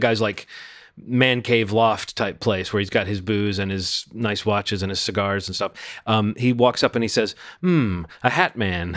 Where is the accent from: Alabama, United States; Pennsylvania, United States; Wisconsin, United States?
Alabama, United States; Birmingham; moved away; my hometown of Birmingham, Alabama